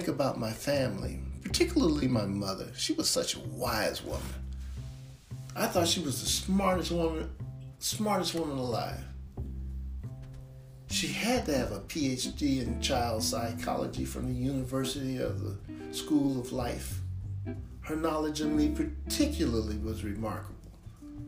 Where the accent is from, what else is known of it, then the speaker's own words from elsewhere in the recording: Chicago, Illinois, United States; I am from Chicago and I write stories about my experiences growing up in the city